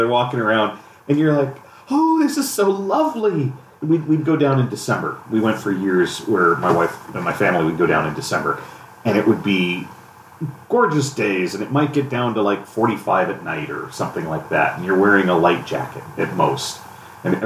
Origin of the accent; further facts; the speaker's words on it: San Diego, California, United States; now in Minnesota, United States; I'm from San Diego.